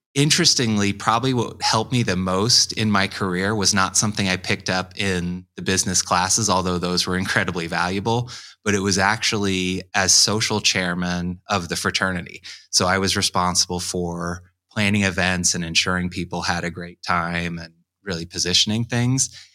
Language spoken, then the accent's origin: English; Carmel, Indiana, United States; also born or lived in Pennsylvania; Carmel, Indiana, which is a suburb of Indianapolis on the north side. I was born in Pennsylvania, but really my, my entire childhood and teen years right until I started working.